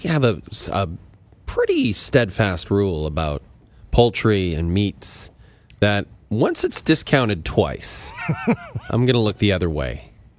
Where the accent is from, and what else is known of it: Athabasca, Alberta, Canada; born or raised there; moved away